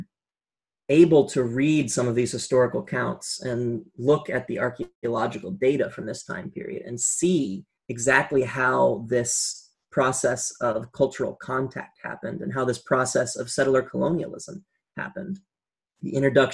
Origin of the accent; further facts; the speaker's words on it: Rhode Island, United States; my home state of Rhode Island